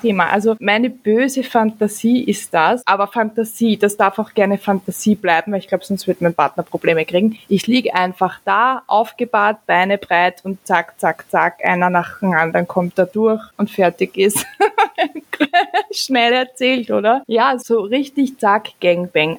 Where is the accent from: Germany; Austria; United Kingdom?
Austria; bei uns in Österreich